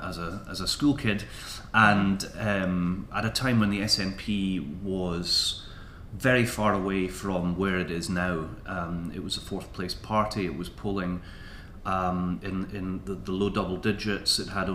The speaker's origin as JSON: {"language": "English", "town": "Edinburgh", "region": "Scotland", "country": "United Kingdom", "tie": "born or raised there", "also_born_or_lived": "London / Moray", "said": "I grew up in Stockbridge. I went to Broughton High School. My first jobs were in the centre of Edinburgh. It's where I've come back to. It's Edinburgh is where I live."}